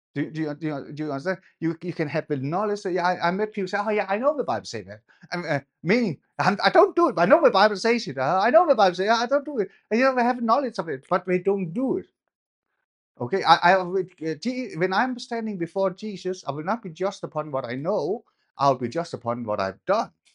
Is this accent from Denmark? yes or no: yes; Denmark; I grew up in Denmark.